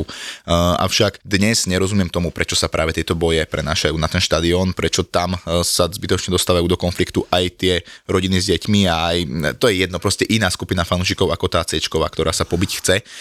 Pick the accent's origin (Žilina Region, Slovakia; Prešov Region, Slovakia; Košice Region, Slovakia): Žilina Region, Slovakia; Martin; moved away as an adult; now in Bratislava, Slovakia; som rodený Martinčan